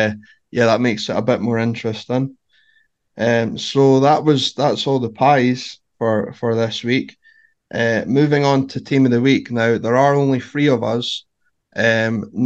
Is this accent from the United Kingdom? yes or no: yes; the East, Scotland, United Kingdom; as we're both from the East